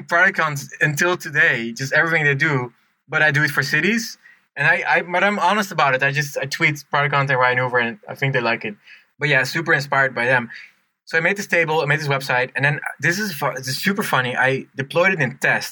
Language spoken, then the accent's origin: English; Netherlands; moved away; I'm from Holland